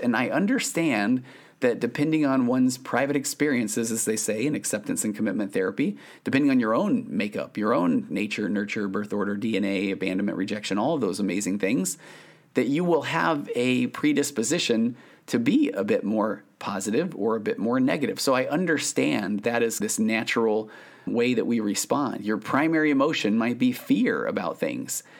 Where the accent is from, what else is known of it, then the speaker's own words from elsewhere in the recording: Sandy, Utah, United States; I grew up in Sandy, Utah.